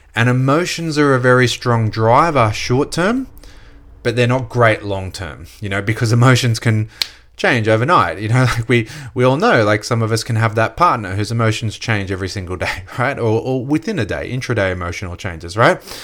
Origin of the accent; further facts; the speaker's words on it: Gold Coast, Queensland, Australia; growing up on the Gold Coast